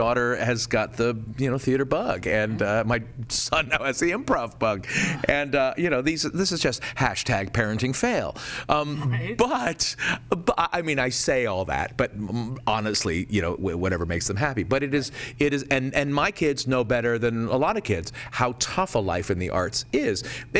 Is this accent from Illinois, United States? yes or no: no; California, United States; I'm from California, and I've known that all my life.